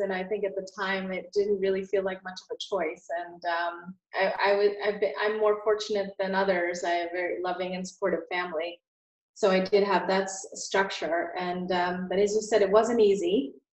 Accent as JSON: {"language": "English", "region": "Connecticut", "country": "United States", "tie": "born or raised there", "also_born_or_lived": "India", "said": "India and my family moved to Connecticut when I was a little girl. So that's sort of where my story started in the US."}